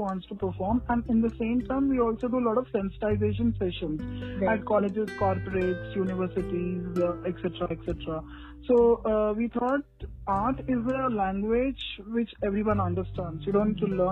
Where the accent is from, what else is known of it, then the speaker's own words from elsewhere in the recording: Hyderabad, Telangana, India; I'm from Hyderabad